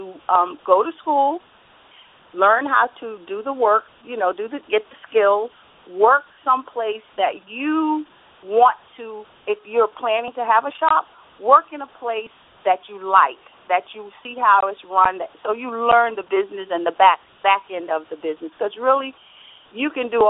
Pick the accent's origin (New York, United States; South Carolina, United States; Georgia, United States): New York, United States; New York City; moved away as an adult; also born or lived in North Carolina; now in New Jersey, United States; I'm actually born North Carolina, grew up in Brooklyn, and moved to New Jersey almost a little over 30 years ago.